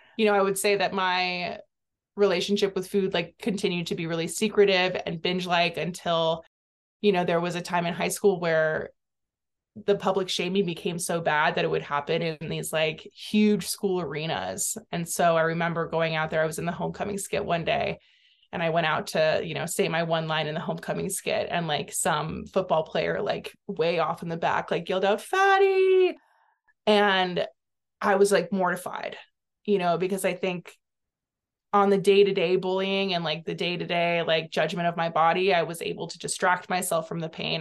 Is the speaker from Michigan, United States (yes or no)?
no; Santa Cruz, California, United States; I grew up in Santa Cruz, California